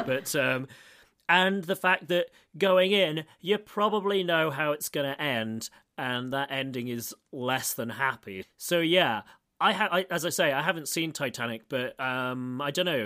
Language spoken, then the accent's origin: English; United Kingdom; now in Moscow, Russia; I'm British